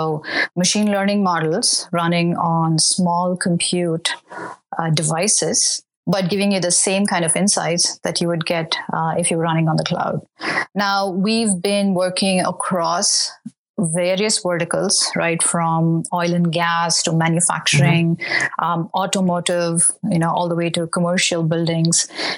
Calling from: California, United States; I'm based in the Bay Area in California.

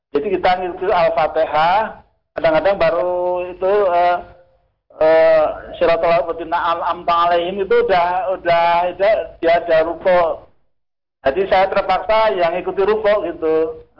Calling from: Tulung, Central Java, Indonesia; Dari Pak … di Tulung Klaten.

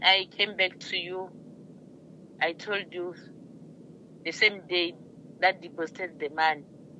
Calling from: Limpopo, South Africa

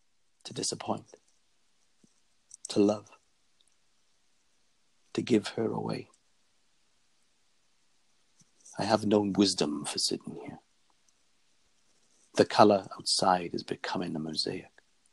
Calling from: Faversham, South East England, United Kingdom; I'm calling from Faversham, Kent, in the UK.

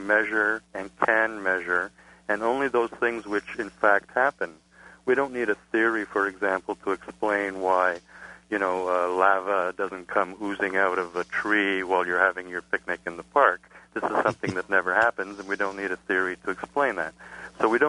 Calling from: Montreal, Quebec, Canada; I'm calling from Montreal

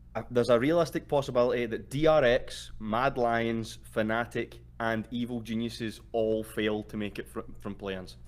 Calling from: Glasgow, Scotland, United Kingdom; I'm calling from Glasgow, Scotland

